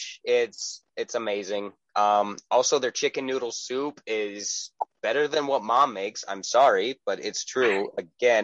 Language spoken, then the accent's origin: English; East Coast, United States; moved away; also born or lived in Midwest; I grew up in the East Coast, moved to the Midwest